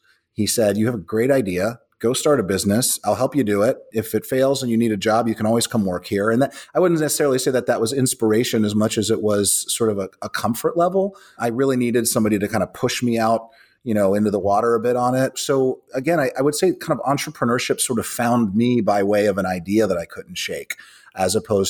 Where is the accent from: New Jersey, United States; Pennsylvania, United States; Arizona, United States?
Pennsylvania, United States; Pittsburgh; I grew up in Pittsburgh, a little east of Pittsburgh, actually a little more in the woods. I'm kind of 50% redneck, as I like to say, sort of grew up in the hills of Appalachia